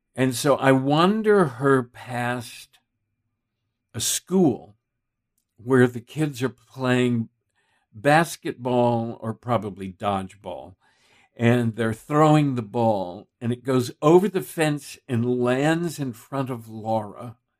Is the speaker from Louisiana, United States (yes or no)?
no; Texas, United States; I grew up in Texas